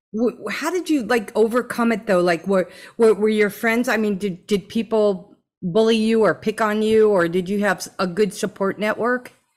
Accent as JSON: {"language": "English", "region": "New Jersey", "country": "United States", "tie": "born or raised there", "moved": "yes", "lives_now": "Hawaii, United States", "said": "You're in my home state, New Jersey"}